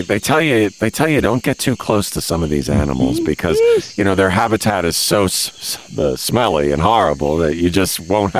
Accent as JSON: {"language": "English", "region": "Minnesota", "country": "United States", "said": "I come from Minnesota."}